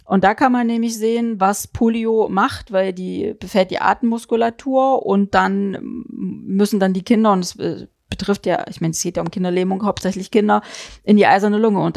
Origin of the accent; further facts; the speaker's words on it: East Germany, Germany; ja, wir kommen ja aus dem Osten.